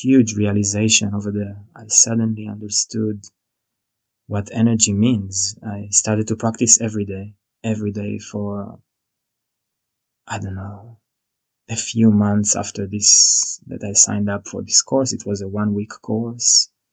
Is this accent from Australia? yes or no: no; Israel; moved away as an adult; now in New Zealand; I was born and raised in Israel